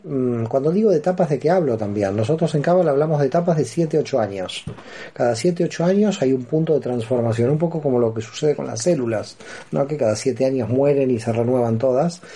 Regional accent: Buenos Aires, Argentina; moved away as an adult; now in Barcelona, Spain; Soy argentino y nací en Buenos Aires y hace 16 años que ya me encuentro en Barcelona

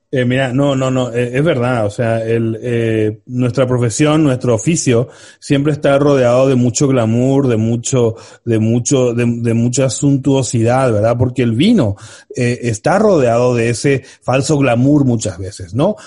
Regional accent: Spain; en España tenemos la cosa

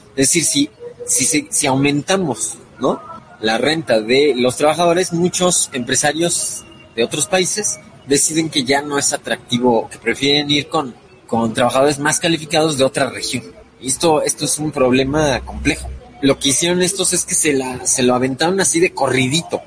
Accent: Mexico; en el caso de México, que somos el país hispano más poblado

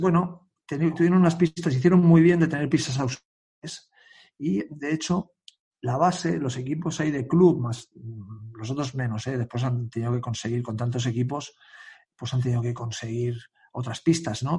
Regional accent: Sant Adrià de Besòs, Catalonia, Spain; yo no soy de Badalona, soy de San Adrián, un pueblo al lado

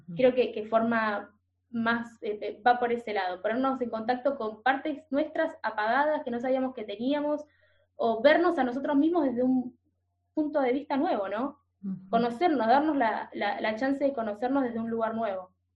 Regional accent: Buenos Aires, Argentina; moved away as an adult; now in Norway; yo como porteña, yo nací en Buenos Aires, en el barrio de Caballito

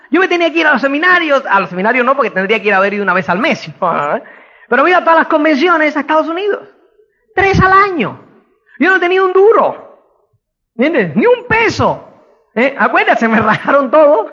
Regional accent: Cuba; moved away; also born or lived in Spain; como es cubano

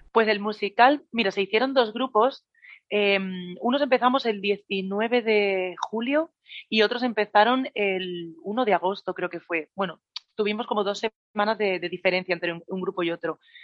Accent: Badalona, Catalonia, Spain; en la farmacia del hospital de Badalona, que es de donde soy yo

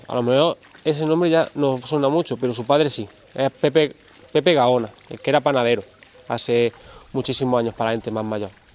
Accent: Iznájar, Andalusia, Spain; also born or lived in Málaga; llegué aquí en una época bastante convulsa

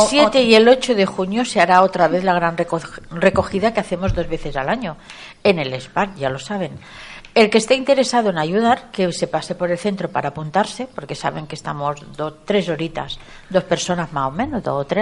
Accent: Catalonia, Spain; now in Agaete, Spain; mi gente de allí, de Cataluña, porque soy catalana

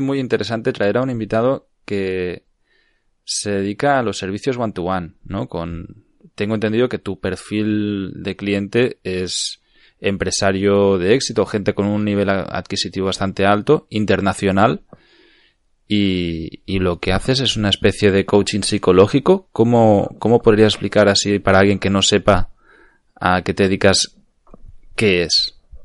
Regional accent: Cardedeu, Catalonia, Spain; also born or lived in Barcelona; estaba en Cardedeo, en mi pueblo

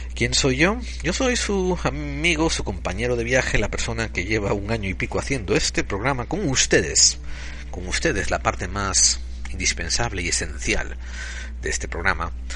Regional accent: Spain; somos españoles

